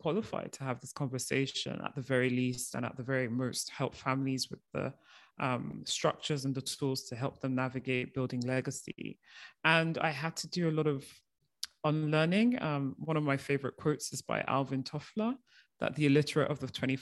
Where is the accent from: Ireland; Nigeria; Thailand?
Nigeria; moved away as an adult; also born or lived in United Kingdom; I am of Nigerian origin, and the year I was born, my parents started off our family business.